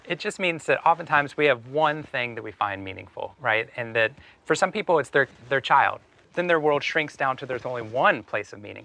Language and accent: English; Waco, Texas, United States; moved away as an adult; Waco, Texas. I grew up for 18 years in Waco